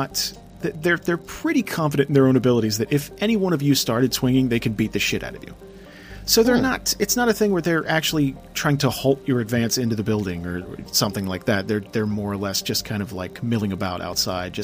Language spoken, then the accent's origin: English; New Jersey, United States; I'm a schlub from Jersey